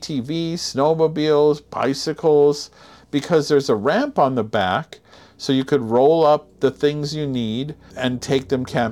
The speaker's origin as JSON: {"language": "English", "region": "California", "country": "United States", "moved": "yes", "said": "We're not from California anymore"}